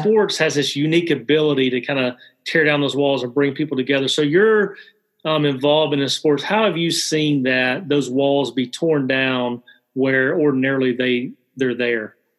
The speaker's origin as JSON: {"language": "English", "region": "Alabama", "country": "United States", "said": "I'm originally from Alabama"}